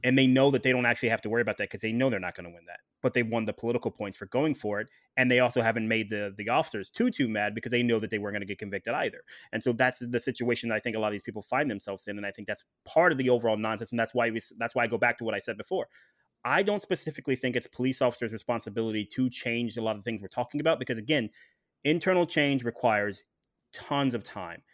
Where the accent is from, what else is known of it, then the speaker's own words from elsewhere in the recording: Ohio, United States; moved away; I'm from Ohio originally